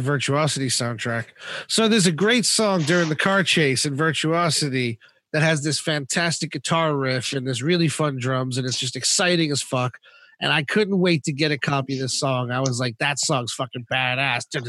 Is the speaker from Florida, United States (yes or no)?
yes; Florida, United States; moved away; when I was growing up in Florida